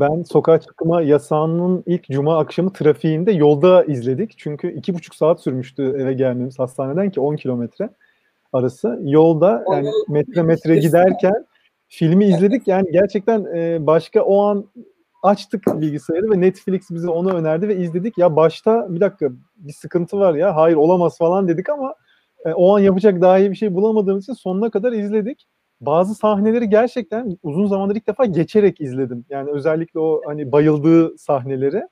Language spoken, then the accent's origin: Turkish; Istanbul, Turkey; benim çocukluğum orada geçti.